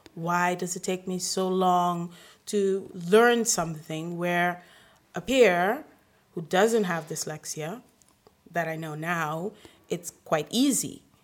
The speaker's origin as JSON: {"language": "English", "country": "Aruba", "first_language": "English", "moved": "yes", "lives_now": "Rotterdam, Netherlands", "said": "then Spanish, then after that, Papiamento, because I'm from Aruba."}